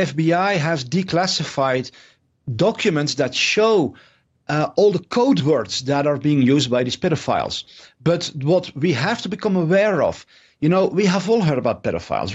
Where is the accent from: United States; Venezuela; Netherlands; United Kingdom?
Netherlands; I'm from the Netherlands